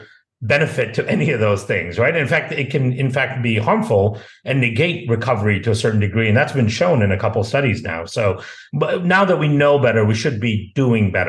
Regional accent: India; also born or lived in Malaysia; now in United States; I grew up in India and Malaysia

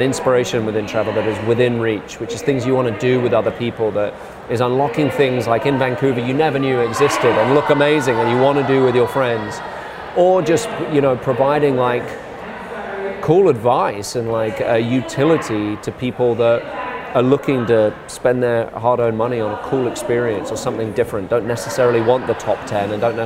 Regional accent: England, United Kingdom; now in United States; as an Englishman

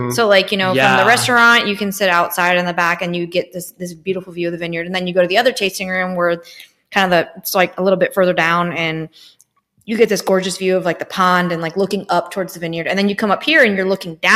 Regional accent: Nashville, Tennessee, United States; we're from Nashville

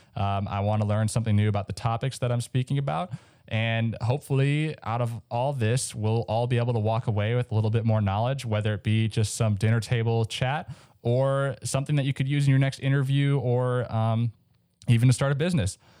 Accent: Minnesota, United States; I grew up in Minnesota, so there was a lot of snow.

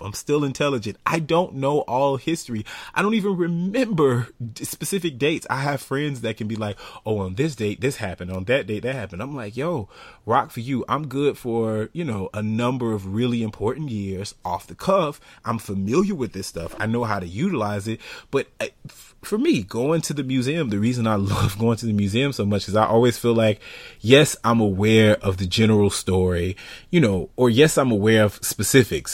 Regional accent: United States; I'm American.

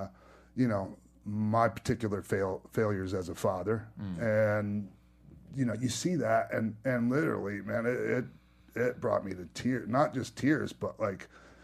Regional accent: Tampa, Florida, United States; moved away; also born or lived in Chester, Pennsylvania; I grew up in Tampa.

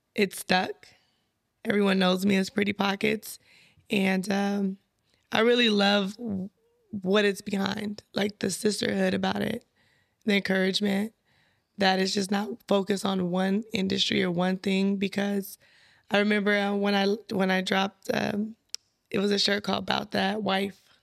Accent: San Bernardino, California, United States; I'm from San Bernardino, California

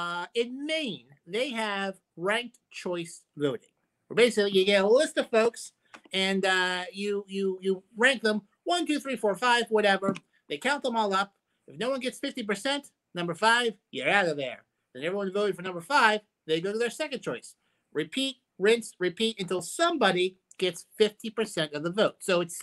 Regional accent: Ireland; maybe because I'm biased because I'm Irish, is the Irish system.

